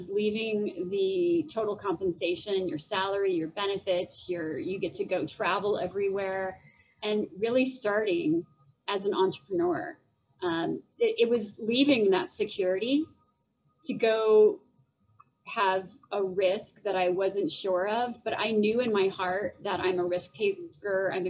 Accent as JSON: {"language": "English", "town": "Phoenix", "region": "Arizona", "country": "United States", "lives_now": "Denver, United States", "said": "I do live in Denver and I'm actually originally from Phoenix."}